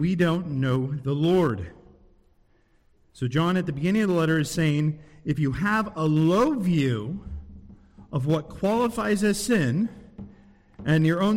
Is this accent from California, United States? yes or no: yes; San Diego, California, United States; also born or lived in Henderson, Nevada; now in Waxhaw, United States; I'm from San Diego, but I moved here from Vegas.